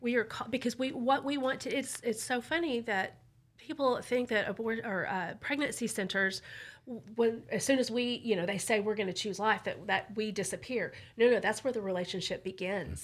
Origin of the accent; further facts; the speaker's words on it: Burleson, Texas, United States; I grew up in Burleson, and I grew up pro-life, too